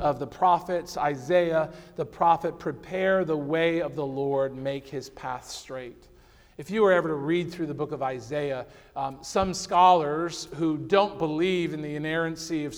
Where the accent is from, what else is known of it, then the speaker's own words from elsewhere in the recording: Connecticut, United States; I grew up in Connecticut